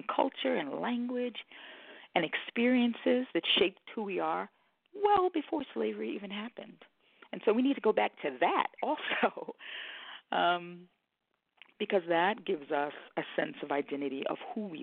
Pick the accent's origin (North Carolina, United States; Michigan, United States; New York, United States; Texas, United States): New York, United States; New York City; moved away as an adult; now in Hampton, United States; I'm a transplant to Hampton, Virginia, born and raised in the Bronx. Those are my roots. But moved to Virginia 17 years ago.